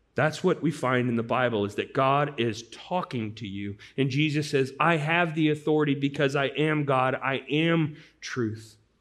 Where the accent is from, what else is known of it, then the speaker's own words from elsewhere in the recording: St. Louis, Missouri, United States; Growing up in Saint Louis, when I was a young boy